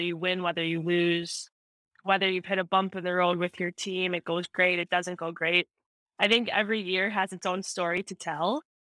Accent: right outside of Chicago, Illinois, United States; moved away as an adult; also born or lived in Minnesota; I grew up right outside of Chicago

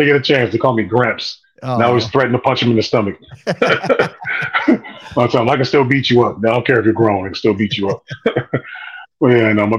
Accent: Kent, Ohio, United States; also born or lived in Cleveland, Ohio / Oklahoma / Alabama; I ended up growing up in Kent, Ohio

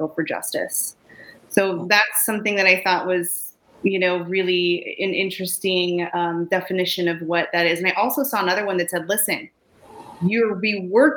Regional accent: California, United States; I grew up in California, not New York

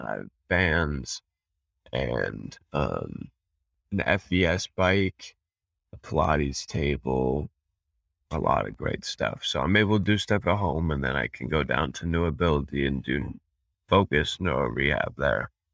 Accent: Fort Collins, Colorado, United States; I was born and raised in Fort Collins, Colorado.

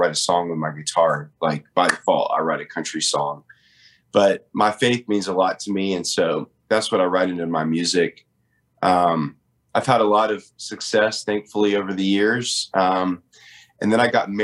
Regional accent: Nashville, Tennessee, United States; I was born and raised in Nashville

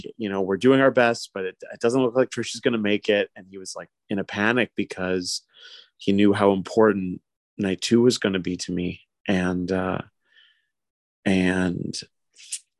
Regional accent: New Westminster, British Columbia, Canada; born or raised there

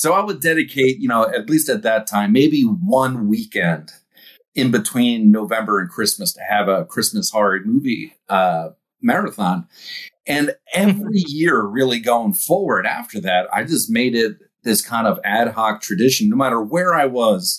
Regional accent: East Coast, United States; growing up on the East Coast

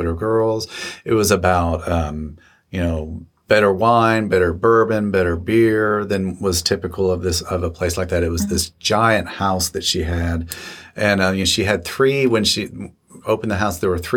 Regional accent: Lexington, Kentucky, United States; I grew up in Lexington

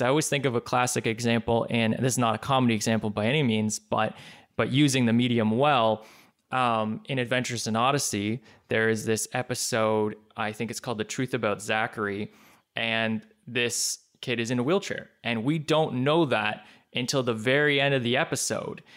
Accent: Canada; I'm Canadian

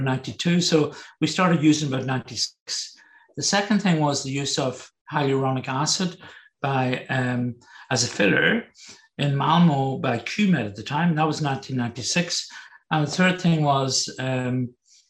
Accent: Northern Ireland, United Kingdom; moved away; also born or lived in Germany / Berlin; growing up in Northern Ireland, I had the whole, I suppose, background of the Troubles. We grew up with it

